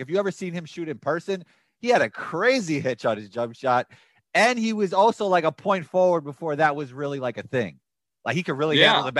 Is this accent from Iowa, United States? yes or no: no; New York City, New York, United States; where I grew up in Riverdale